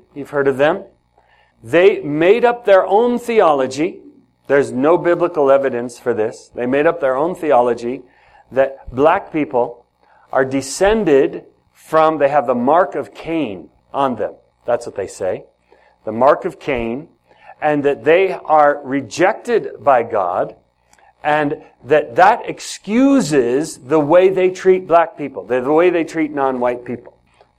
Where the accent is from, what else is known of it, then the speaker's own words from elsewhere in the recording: Ethiopia; now in United States; So, I grew up in Ethiopia. In Ethiopia, there are many different languages and many different tribes.